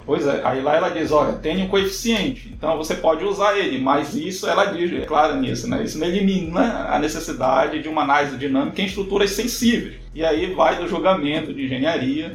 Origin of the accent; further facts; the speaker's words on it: São Miguel do Guamá, Pará, Brazil; eu sou natural de São Miguel do Guamá, né, no estado do Pará, uma cidade no interior do estado do Pará.